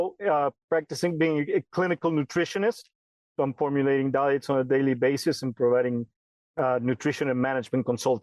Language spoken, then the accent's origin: English; Argentina; moved away as an adult; also born or lived in Illinois, United States; now in California, United States; And I grew up in Argentina, working with dairy and beef cattle. And then I moved to the United States when I was 19